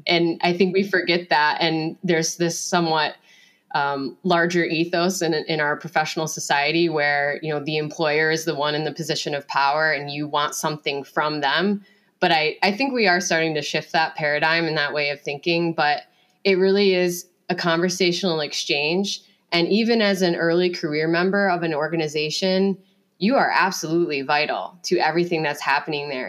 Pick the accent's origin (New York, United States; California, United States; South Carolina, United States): New York, United States; Finger Lakes region of upstate; I grew up with Cassie in the Finger Lakes region of upstate New York